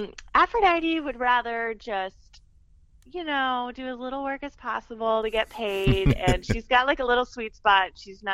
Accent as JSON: {"language": "English", "region": "Connecticut", "country": "United States", "tie": "born or raised there", "also_born_or_lived": "Boston", "moved": "as an adult", "lives_now": "Los Angeles, United States", "said": "I'm from Connecticut originally."}